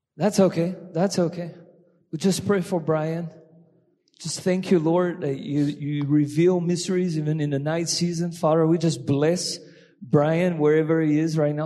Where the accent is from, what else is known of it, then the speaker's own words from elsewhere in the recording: France; accent: French; English is a second language; my French accent